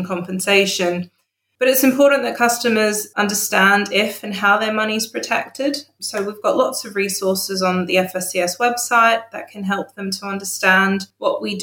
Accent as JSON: {"language": "English", "country": "Australia", "tie": "born or raised there", "said": "I grew up in Australia"}